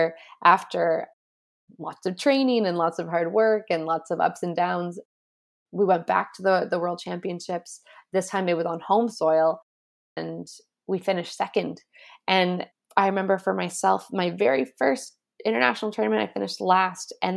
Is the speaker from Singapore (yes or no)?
no; Canada; I was coming from Canada. And we were the Canadian champs